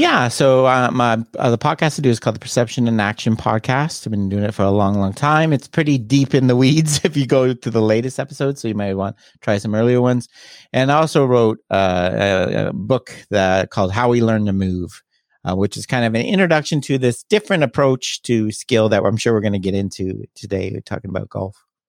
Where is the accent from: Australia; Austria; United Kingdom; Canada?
Canada; Toronto, Ontario; I'm Canadian. I'm originally from Toronto area